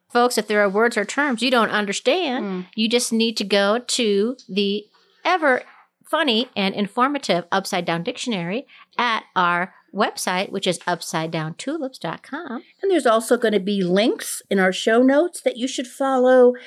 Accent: Minnesota, United States; now in Colorado, United States; Minnesota Day, which is the you know my home state

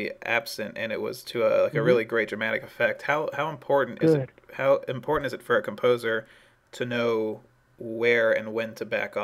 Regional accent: East Coast, United States; moved away; I'm from the East Coast

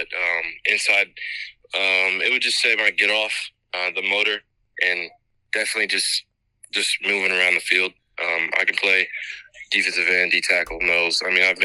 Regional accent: Indianapolis, Indiana, United States; I'm from Indianapolis, Indiana.

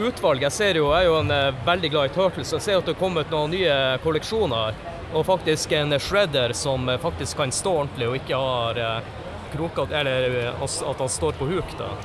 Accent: Tromsø, Troms, Norway; min hjemby Tromsø.

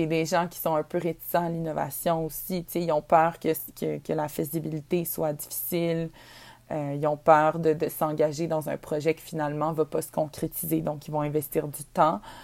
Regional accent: Quebec, Canada; notre Québec, l'endroit où on vient.

